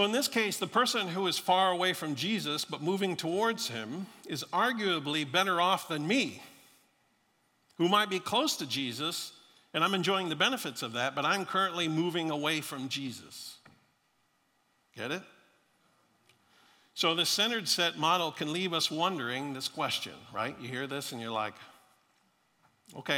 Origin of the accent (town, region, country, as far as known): Florida, United States; born or raised there